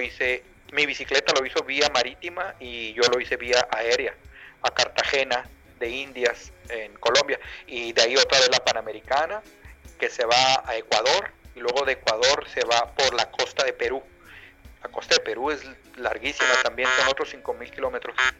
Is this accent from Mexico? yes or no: yes; Mexicali, Baja California, Mexico; moved away as an adult; now in Tafí Viejo, Argentina; desde Mexicali a California, mi ciudad natal